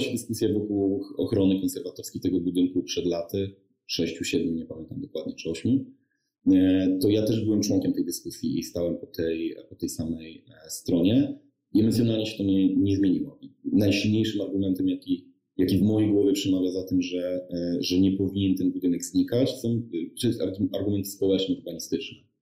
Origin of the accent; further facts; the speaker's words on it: Lower Silesian Voivodeship, Poland; Ja pochodzę z Dolnego Śląska, studiowałem w Wrocławiu